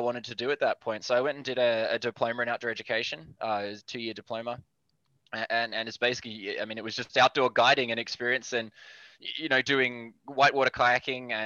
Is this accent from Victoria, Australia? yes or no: yes; Melbourne, Victoria, Australia; moved away as an adult; now in Canada; Born and raised in Australia, in Melbourne specifically, just out of Melbourne